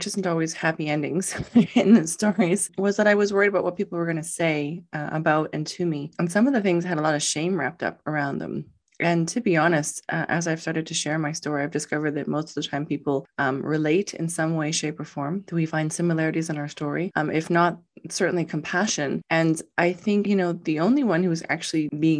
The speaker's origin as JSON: {"language": "English", "country": "Canada", "said": "I'm from Canada"}